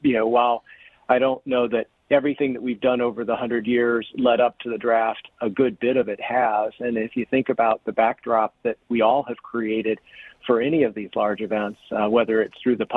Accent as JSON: {"language": "English", "region": "East Coast", "country": "United States", "tie": "born or raised there", "moved": "as an adult", "lives_now": "Detroit, United States", "said": "I actually did not grow up in Detroit. I grew up on the East Coast, came to Detroit later in my life"}